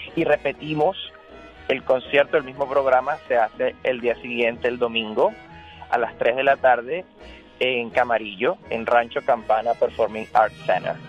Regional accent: Venezuela; Soy venezolano

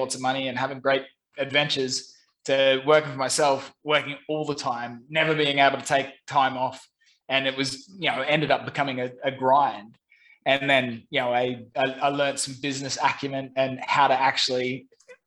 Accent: Brisbane, Queensland, Australia; moved away as an adult; also born or lived in London / Saigon, Vietnam; now in Ho Chi Minh City, Vietnam; I'm originally from Brisbane, Australia.

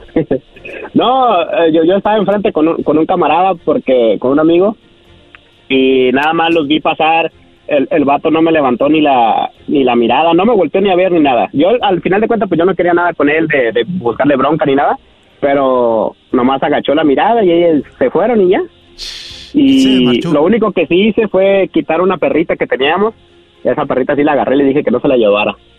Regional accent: Tijuana, Baja California, Mexico; now in United States; soy de Tijuana

